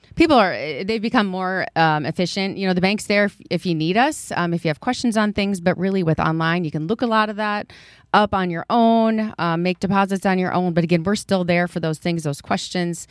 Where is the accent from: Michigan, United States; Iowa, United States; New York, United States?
Iowa, United States; Waterloo; I grew up in Waterloo, attended Emmanuel Lutheran, and graduated from East High School in Waterloo